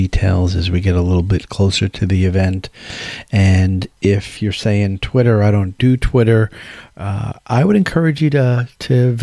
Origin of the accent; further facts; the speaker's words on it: Tampa, Florida, United States; my hometown of Tampa, Florida